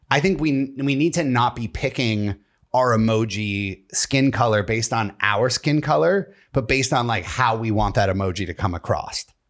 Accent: Tunkhannock, Pennsylvania, United States; moved away; I grew up in Tunkhannock, Pennsylvania.

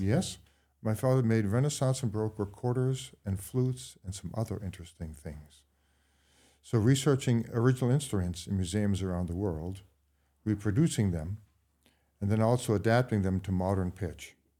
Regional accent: Brookline, Massachusetts, United States; also born or lived in Bath, Maine / Woolwich, Maine; now in Maine, United States; in Brookline, Mass

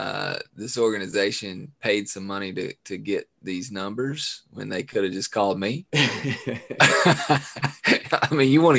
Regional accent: Laurel County, Kentucky, United States; I'm from the county, Laurel County.

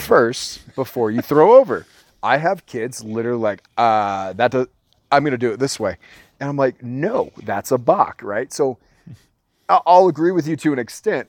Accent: Orange County, California, United States; we're from Orange County

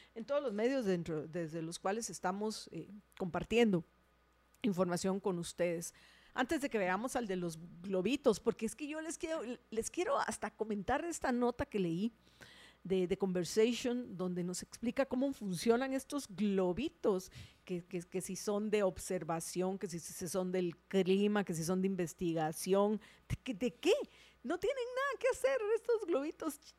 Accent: Guatemala; Somos guatemaltecos, vivimos en Guatemala, estamos en Guatemala.

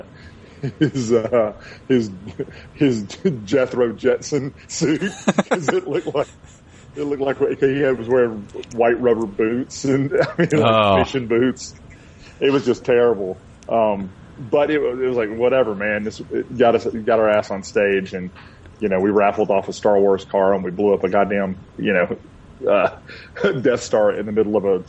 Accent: Atlanta, Georgia, United States; also born or lived in Stone Mountain, Georgia / Kennesaw, Georgia / Athens, Georgia; I was born and raised in Atlanta, but grew up in Little Five Points.

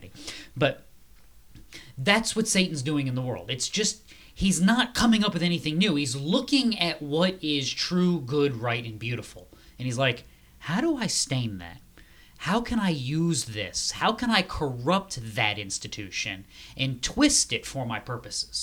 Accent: New England, United States; I am from New England

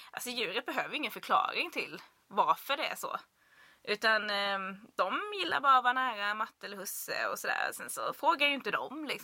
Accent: Blekinge, Sweden; det är ju Blekinge där jag kommer ifrån. Vi är ju ekoxen.

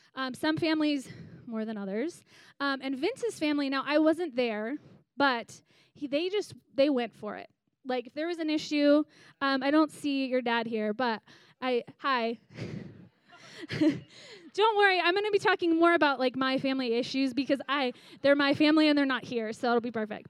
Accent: Green Bay, Wisconsin, United States; I grew up in Green Bay, Wisconsin

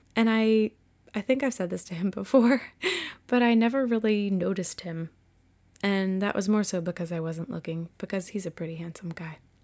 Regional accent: Massachusetts, United States; also born or lived in Winchester, Virginia; I was born and raised in Massachusetts, and I was an only child.

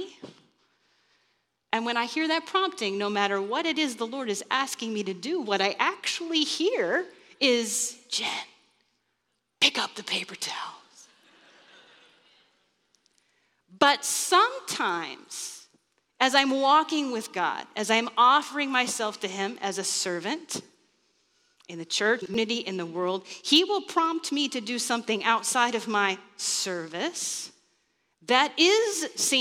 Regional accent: Kansas, United States; moved away; I grew up in Kansas

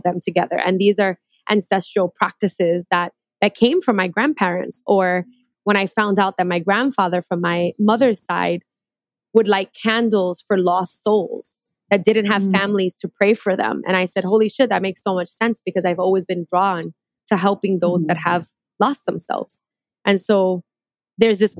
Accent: New York City, New York, United States; moved away as an adult; also born or lived in Queens / Puerto Rico; I grew up in New York. I'm New Yorkian. I grew up in Brooklyn, lived in Queens my entire life

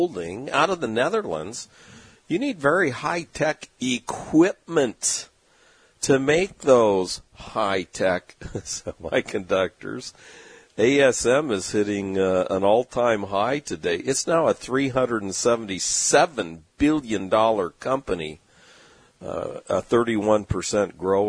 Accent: San Diego, California, United States; growing up in San Diego all my life

